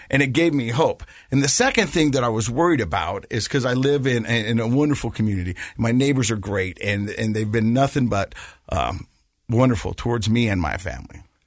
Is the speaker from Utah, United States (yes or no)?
yes; Ogden, Utah, United States; I grew up in Ogden, um, and, uh, my parents got divorced, and we lived with my mom